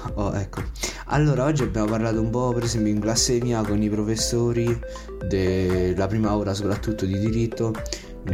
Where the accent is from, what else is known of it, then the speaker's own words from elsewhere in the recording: Avezzano, Abruzzo, Italy; vengo da Avezzano